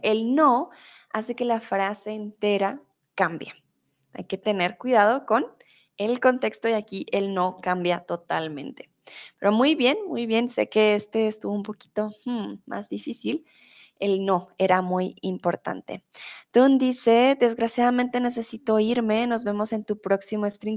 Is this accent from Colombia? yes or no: yes; Colombia; now in Mexico City, Mexico; yo soy de Colombia, pero en el momento estoy viviendo en México